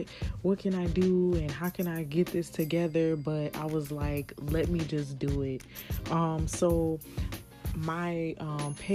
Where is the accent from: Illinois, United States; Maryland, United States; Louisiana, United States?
Louisiana, United States; New Orleans; also born or lived in Houston, Texas; I'm from New Orleans, Louisiana